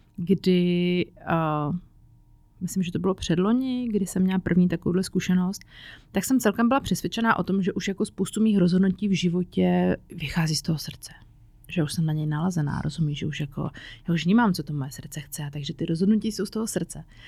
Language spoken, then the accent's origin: Czech; Czechia; also born or lived in Prague / Říčany; u nás v Čechách